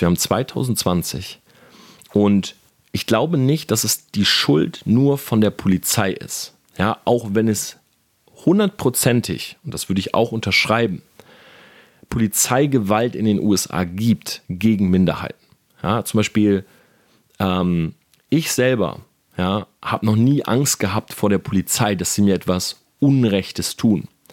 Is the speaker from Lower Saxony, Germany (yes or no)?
yes; Delmenhorst, Lower Saxony, Germany; now in Munich, Germany; ich bin groß geworden in Delmenhorst